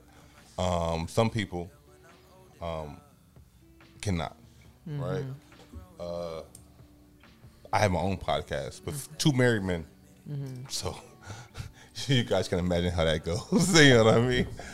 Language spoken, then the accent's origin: English; Paterson, New Jersey, United States; I'm from Patterson